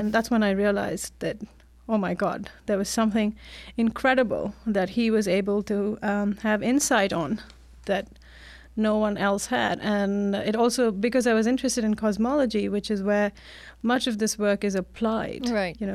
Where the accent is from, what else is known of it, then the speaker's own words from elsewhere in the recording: India; now in United States; No, actually, I grew up in India.